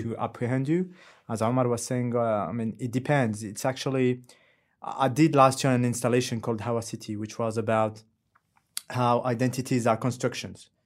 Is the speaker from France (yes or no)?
yes; France; English is a second language; moved away as an adult; now in Dubai, United Arab Emirates; I was born in France, I grew up in France